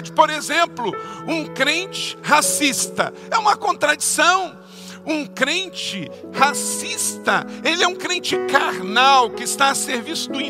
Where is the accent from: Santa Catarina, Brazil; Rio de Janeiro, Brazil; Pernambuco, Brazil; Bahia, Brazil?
Rio de Janeiro, Brazil; Macaé; Eu nasci num lugar bem humilde, lá no interior do município de Macaé, no estado do Rio de Janeiro, de pessoas bem simples como Pedro